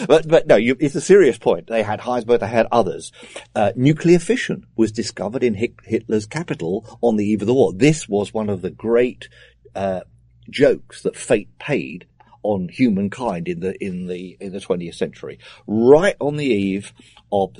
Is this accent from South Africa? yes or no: no; United Kingdom; speaking as a Brit